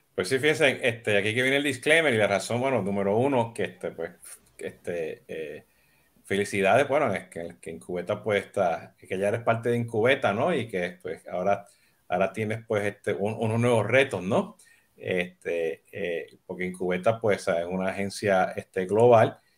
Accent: Puerto Rico; now in Miami, United States; siendo boricua

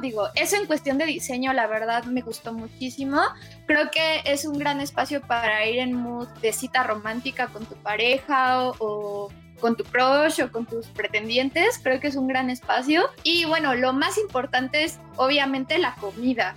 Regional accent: Mexico; muchísimas chavitas y chavitos mexicanos que lo vimos en los 90

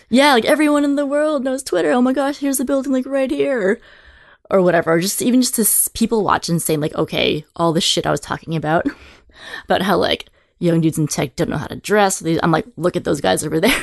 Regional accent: San Francisco, California, United States; also born or lived in Boston / New Zealand; So I'm from San Francisco proper. uh, third generation. My father was born and raised in the city as well. So I've always lived in the city

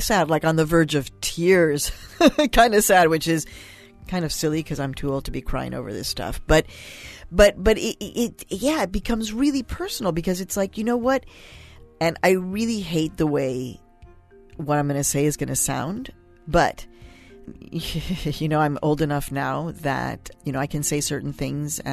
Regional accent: Chicago, Illinois, United States; also born or lived in Mexico; a Mexican immigrant girl growing up on the south side of Chicago in 1967

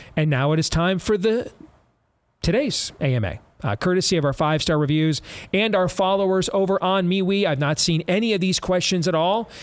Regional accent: Michigan, United States; moved away; also born or lived in Iowa; my home state of Michigan

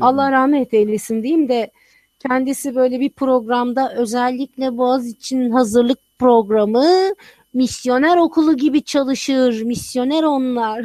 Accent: Turkey; moved away as an adult; also born or lived in Texas; Ben bütün hayatımı Türkiye'de geçirmişim.

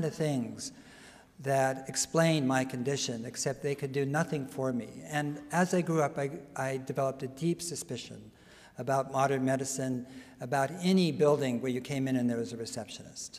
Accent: San Mateo, California, United States; I was born in San Mateo

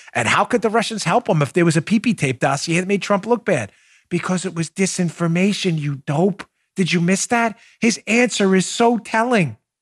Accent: Glendale, New York, United States; I grew up in Glendale, New York, where it was known for graveyards and bars

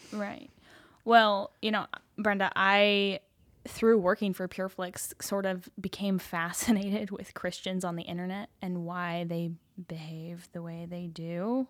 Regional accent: Salt Lake City, Utah, United States; I grew up in Salt Lake City.

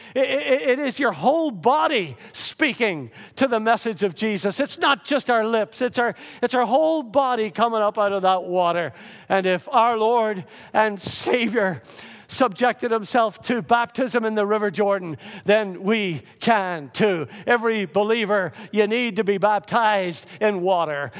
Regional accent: Lurgan, Northern Ireland, United Kingdom; growing up in the Methodist Church in Lurgan, Northern Ireland

